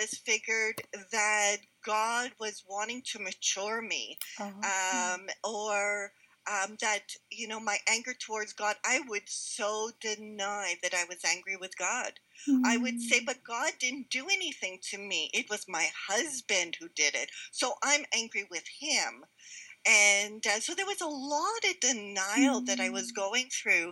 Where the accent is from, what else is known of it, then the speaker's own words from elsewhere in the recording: Montreal, Quebec, Canada; moved away; I was born and raised in Montreal. So I'm a city girl.